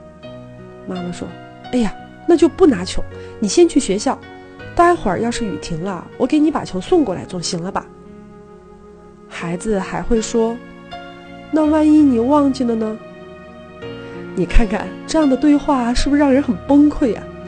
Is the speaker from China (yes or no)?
yes; China; 身为一个中国人，用筷子吃饭似乎是天经地义的事儿